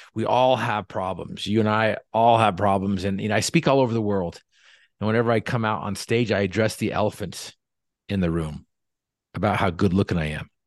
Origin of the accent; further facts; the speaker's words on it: North Logan, Utah, United States; We grew up in North Logan